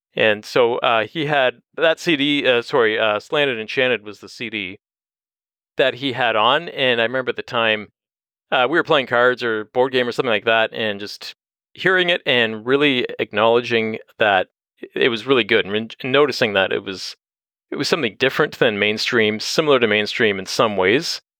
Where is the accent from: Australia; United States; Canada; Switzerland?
Canada; Windsor, Ontario; now in London, Canada; I grew up in Windsor